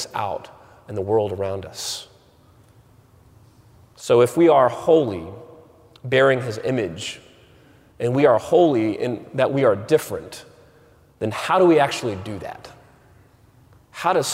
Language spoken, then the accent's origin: English; Waco, Texas, United States; I grew up in Waco, Texas